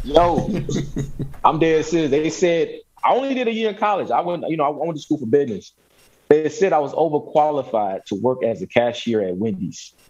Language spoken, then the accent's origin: English; Chicago, Illinois, United States; moved away as an adult; also born or lived in San Diego / East Coast / West Coast; now in Louisville, United States; I was born and raised in Chicago